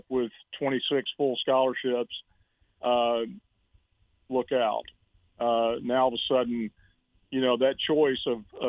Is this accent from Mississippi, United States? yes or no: yes; Mississippi, United States; moved away as an adult; I grew up in Mississippi